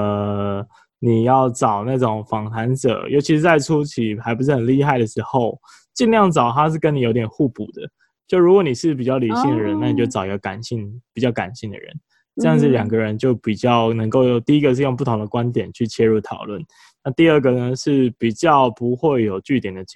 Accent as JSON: {"language": "Chinese", "country": "Taiwan", "said": "我们台湾人"}